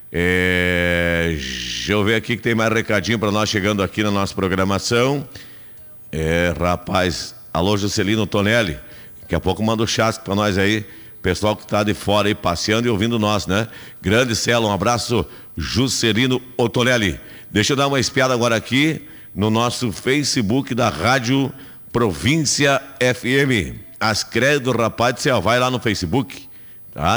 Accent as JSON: {"language": "Portuguese", "region": "Rio Grande do Sul", "country": "Brazil", "said": "eu sou do Rio Grande, gosto, sou gaúcho"}